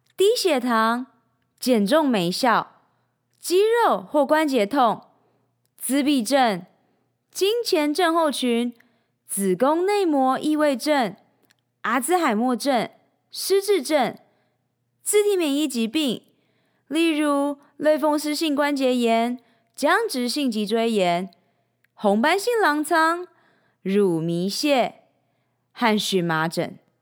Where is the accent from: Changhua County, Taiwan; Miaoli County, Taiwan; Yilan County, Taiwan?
Changhua County, Taiwan; moved away as an adult; also born or lived in Shanghai, China; now in Taipei, Taiwan; 三年前，我从上海搬回台湾 从彰化老家上台北拼人生